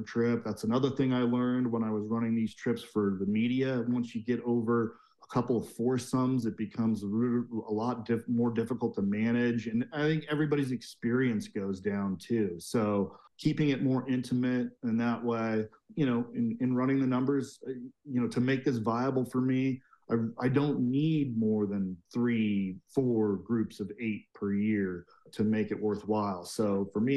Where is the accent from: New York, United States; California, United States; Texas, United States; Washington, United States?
Washington, United States; Seattle; moved away as an adult; also born or lived in Asia; now in Park City, United States; I grew up in Seattle, went to University of Washington